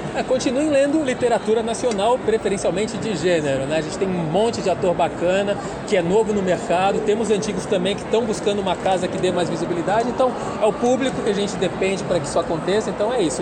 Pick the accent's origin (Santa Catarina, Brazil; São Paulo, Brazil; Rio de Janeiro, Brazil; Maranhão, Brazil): Santa Catarina, Brazil; Florianópolis; eu sou de Florianópolis, e lá 30 anos atrás era uma cidade menor